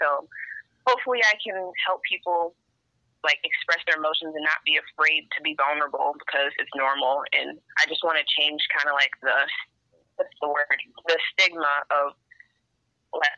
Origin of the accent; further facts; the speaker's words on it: Pontiac, Michigan, United States; I'm from Pontiac, Michigan